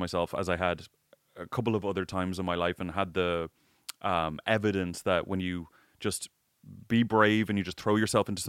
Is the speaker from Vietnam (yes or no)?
no; Ireland; I didn't have a great experience growing up in Ireland.